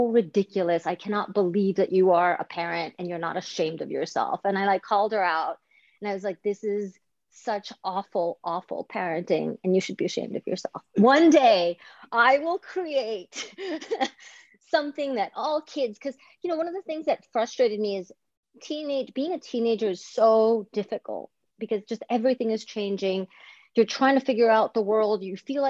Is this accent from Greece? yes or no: yes; Greece; moved away; I grew up in Greece